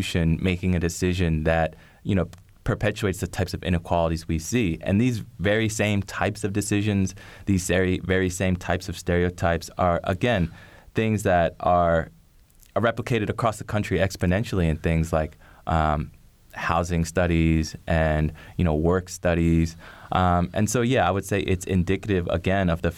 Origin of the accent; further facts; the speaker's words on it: Philadelphia, Pennsylvania, United States; now in Bloomington, United States; I was born and raised in Philadelphia, so this was right in my backyard